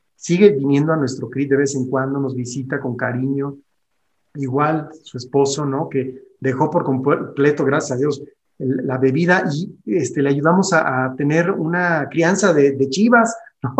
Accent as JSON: {"language": "Spanish", "country": "Mexico", "also_born_or_lived": "Guanajuato", "said": "que tenemos aquí en nuestro país"}